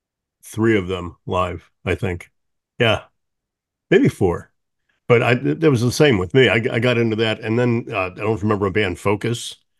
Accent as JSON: {"language": "English", "town": "St. Louis", "region": "Missouri", "country": "United States", "tie": "born or raised there", "said": "I grew up not far from you. I grew up in St. Louis"}